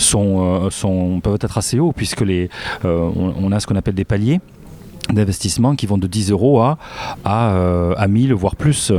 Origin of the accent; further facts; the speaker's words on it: Castres, Occitania, France; je suis de Castres